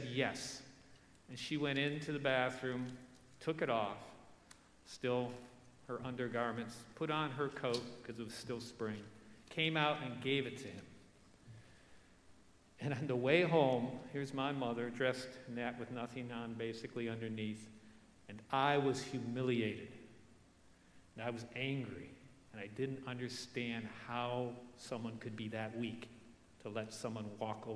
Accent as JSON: {"language": "English", "town": "Detroit", "region": "Michigan", "country": "United States", "tie": "born or raised there", "said": "I grew up in Detroit"}